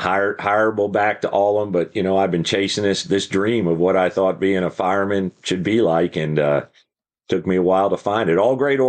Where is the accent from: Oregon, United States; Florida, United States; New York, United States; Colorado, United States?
New York, United States; Croton-on-Hudson; moved away; New York, 40 miles north of New York City, a little town called Croton on Hudson, right across the river from kind of West Point. So yeah, my dad worked in the city. So I'm from there, came to Texas in 1976.